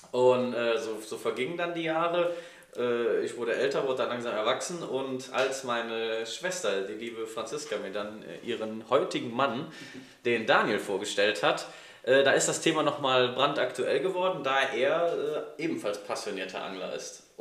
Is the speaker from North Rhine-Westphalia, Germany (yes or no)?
yes; Schophoven, North Rhine-Westphalia, Germany; Also ich wohne immer noch im selben Ort, ah. äh, wo ich groß geworden bin, in Schophoven.